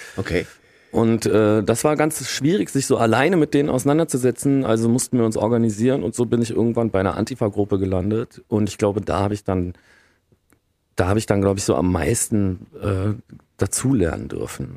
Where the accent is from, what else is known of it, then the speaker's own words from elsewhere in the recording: Stolberg, North Rhine-Westphalia, Germany; ich komme ja aus Aachen, in einem Vorort von Aachen, das ist Stolberg